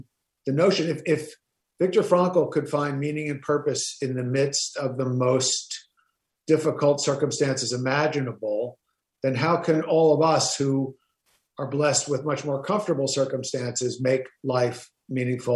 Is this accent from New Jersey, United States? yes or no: yes; Passaic, New Jersey, United States; also born or lived in Clifton, New Jersey; I grew up in New Jersey. I was born in Jersey City. I grew up in Passaic and Clifton.